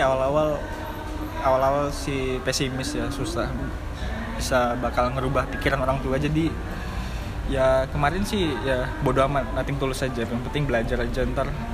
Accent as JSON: {"language": "Indonesian", "town": "Pekanbaru", "region": "Riau", "country": "Indonesia", "moved": "as an adult", "lives_now": "Yogyakarta, Indonesia", "said": "kami berdua dari Pekanbaru Riau"}